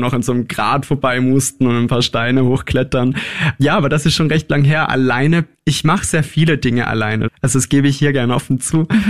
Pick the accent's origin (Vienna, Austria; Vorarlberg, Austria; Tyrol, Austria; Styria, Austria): Tyrol, Austria; Innsbruck; also born or lived in Scheibbs, Lower Austria; Geboren in Scheibs in Niederösterreich, das stimmt, aufgewachsen aber größtenteils in Innsbruck.